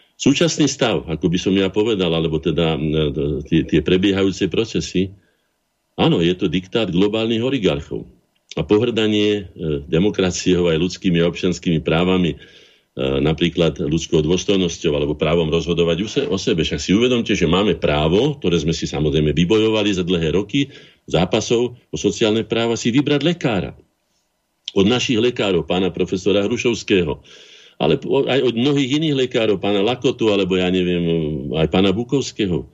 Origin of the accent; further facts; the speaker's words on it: Slovakia; sme ako Slováci aj štát boli prví na svete